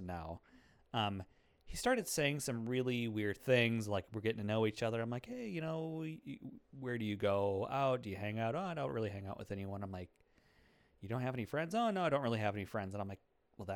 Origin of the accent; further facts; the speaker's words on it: a small town in west central Minnesota, United States; now in Twin Cities, United States; I come from a small town, in west central Minnesota